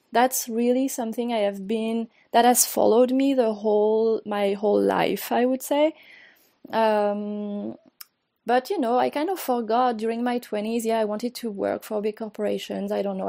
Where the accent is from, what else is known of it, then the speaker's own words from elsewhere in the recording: France; English is a second language; moved away as an adult; also born or lived in Mexico City, Mexico; now in Brooklyn, United States; I was born and raised in France